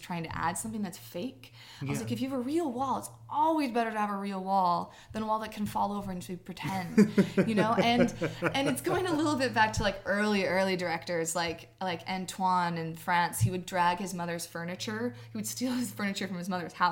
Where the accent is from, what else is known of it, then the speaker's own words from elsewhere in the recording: California, United States; moved away; my hometown, which is this rural town in Northern California on the Oregon border